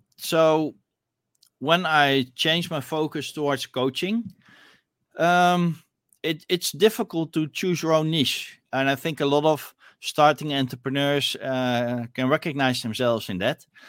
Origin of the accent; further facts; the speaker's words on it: Netherlands; I'm from Netherlands